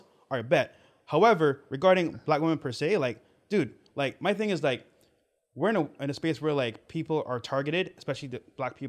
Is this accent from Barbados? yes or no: yes; Barbados; I'm from the islands, right? Barbados.